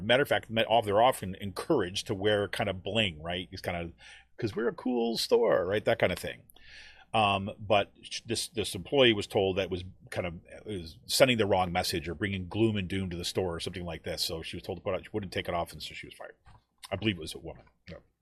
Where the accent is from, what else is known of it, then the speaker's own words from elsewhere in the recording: Utica, New York, United States; someone like me was growing up in Utica, New York